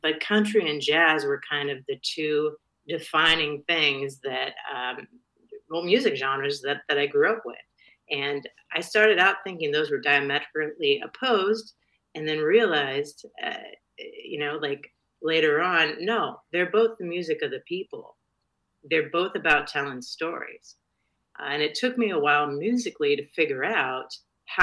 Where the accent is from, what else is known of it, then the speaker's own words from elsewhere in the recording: Aberdeen, Washington, United States; also born or lived in Gothenburg, Nebraska; now in Austin, United States; I was born in Nebraska, actually, a little town called Gothenburg, which is famous for being the last stop on the Pony Express. And then my parents moved out to Washington State, which is where my dad is from originally. I grew up in Aberdeen, Washington